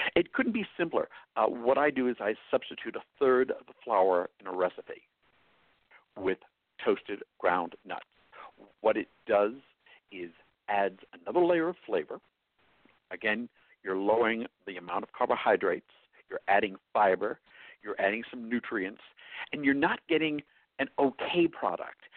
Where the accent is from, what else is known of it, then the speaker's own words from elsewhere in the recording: New York, United States; accent: New York; now in New Mexico, United States; my New York accent